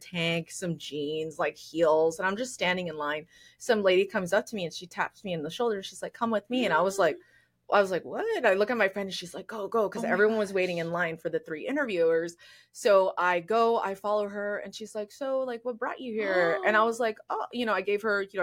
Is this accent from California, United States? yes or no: no; El Paso, Texas, United States; I grew up in El Paso, which is predominantly Hispanic